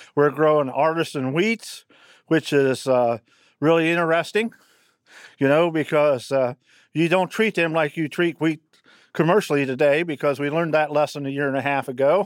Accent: Fairfield County, Ohio, United States; from Fairfield County, Ohio

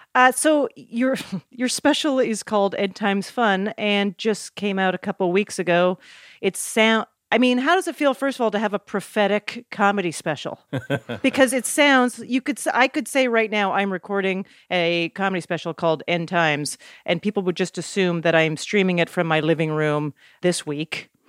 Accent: Canada; moved away as an adult; also born or lived in New York; I was a comic from Canada trying to be part of a New York scene

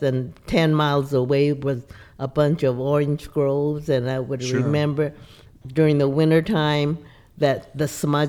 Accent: Los Angeles, California, United States; I was born in L.A.

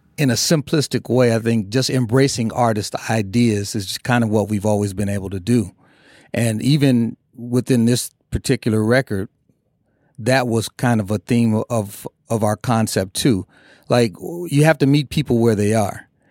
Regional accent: Minneapolis, Minnesota, United States; we grew up in Minneapolis

